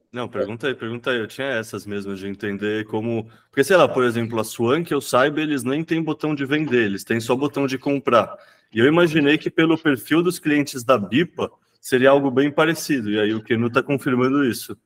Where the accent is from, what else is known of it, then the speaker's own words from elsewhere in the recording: São Paulo, Brazil; eu vivi minha vida inteira em São Paulo